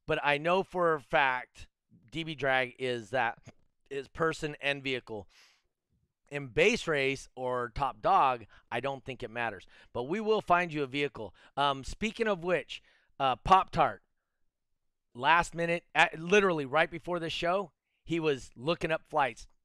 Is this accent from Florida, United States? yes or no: no; California, United States; accent: California; Could you hear my strong California accent?